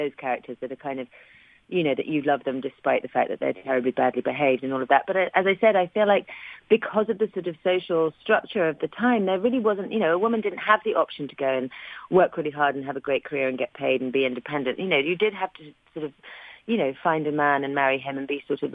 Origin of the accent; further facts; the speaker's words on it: London, United Kingdom; I was from West London, England